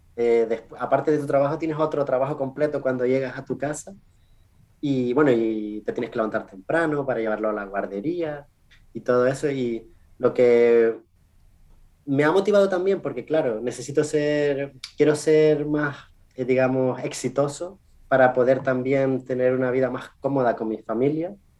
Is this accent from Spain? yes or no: yes; Canary Islands, Spain; first language Spanish; moved away as an adult; also born or lived in Chile / England; now in United States; yo soy de las Islas Canarias, unas islas pequeñitas, enfrente de Marruecos, enfrente de África, que, que, que forman parte de España.